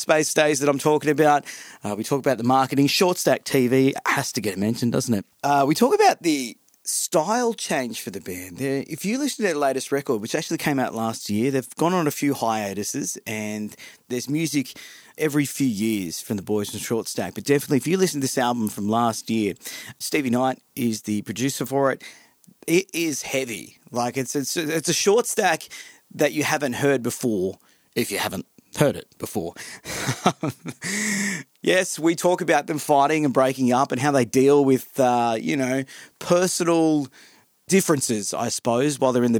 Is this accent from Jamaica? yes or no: no; Central Coast, New South Wales, Australia; I'm from the Central Coast as well